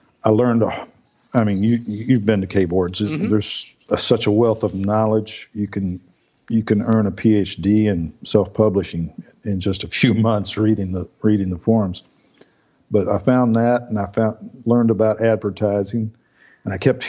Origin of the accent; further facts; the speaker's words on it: Melbourne, Florida, United States; I grew up over in Melbourne